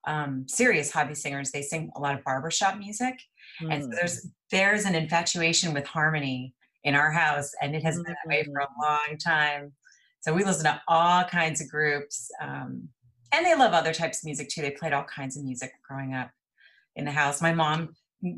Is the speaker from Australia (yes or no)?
no; El Paso, Texas, United States; moved away as an adult; now in Dallas, United States; I'm from El Paso, Texas. And I grew up there